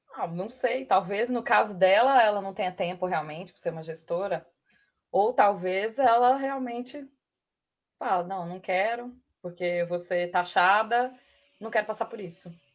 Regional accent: Matozinhos, Minas Gerais, Brazil; accent: mineiro; moved away as an adult; also born or lived in Sete Lagoas / Belo Horizonte / Pedro Leopoldo; now in São Paulo, Brazil; sou de Matozinhos, nasci em Matozinhos

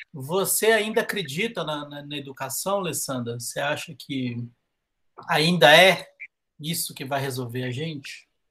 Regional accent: Minas Gerais, Brazil

